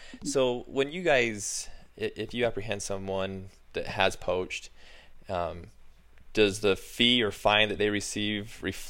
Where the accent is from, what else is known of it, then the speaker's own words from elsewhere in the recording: Utah, United States; I was born and raised in Utah